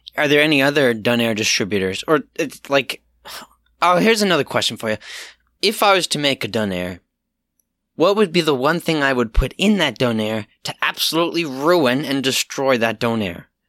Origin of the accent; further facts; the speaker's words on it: Halifax, Nova Scotia, Canada; I am from Halifax